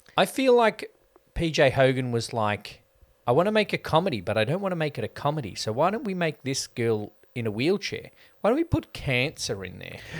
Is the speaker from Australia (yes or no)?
yes; Australia; I have nostalgia for how Aussie life was in the nineties